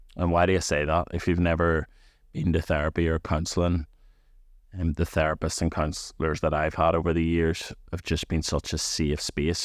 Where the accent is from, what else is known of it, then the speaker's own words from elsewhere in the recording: Antrim, Northern Ireland, United Kingdom; I'm from Antrim